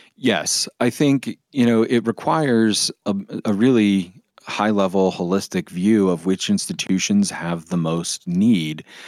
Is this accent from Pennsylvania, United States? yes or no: yes; Pennsylvania, United States; my home state of Pennsylvania